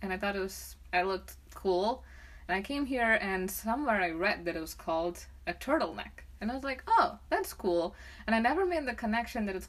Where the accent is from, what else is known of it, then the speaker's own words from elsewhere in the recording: India; moved away; I grew up in India, where you're not supposed to slam car doors